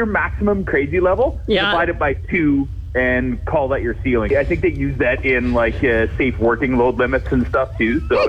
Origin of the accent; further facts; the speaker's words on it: Saskatchewan, Canada; growing up in Saskatchewan